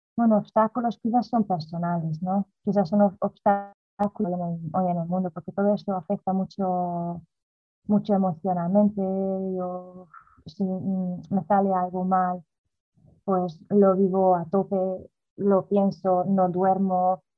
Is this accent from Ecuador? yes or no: no; Hungary; moved away as an adult; also born or lived in Galicia, Spain / Netherlands; now in Spain; yo nací en Hungría, a los 18 años me he venido a España a vivir con mi madre